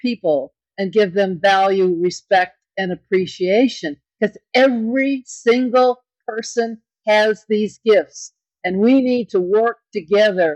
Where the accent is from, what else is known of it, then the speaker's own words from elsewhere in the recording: Kenosha, Wisconsin, United States; I was a little girl growing up in Kenosha, Wisconsin